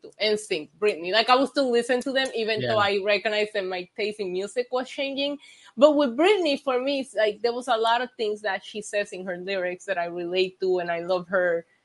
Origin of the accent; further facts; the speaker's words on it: Puerto Rico; English is a second language; I grew up in Puerto Rico